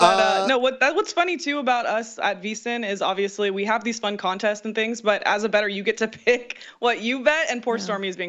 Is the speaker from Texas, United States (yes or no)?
no; San Jose, California, United States; I grew up near San Jose State, actually.